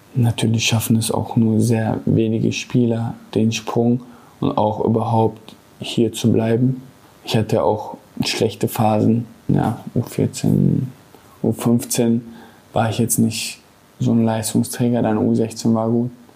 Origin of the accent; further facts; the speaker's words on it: Gelsenkirchen, North Rhine-Westphalia, Germany; Ich bin in Gelsenkirchen geboren, bin hier zur Schule gegangen auf Bergerfeld